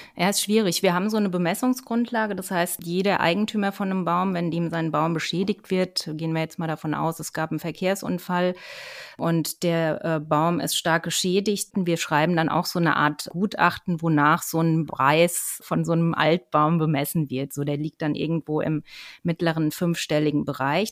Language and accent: German; Germany; bei uns in Deutschland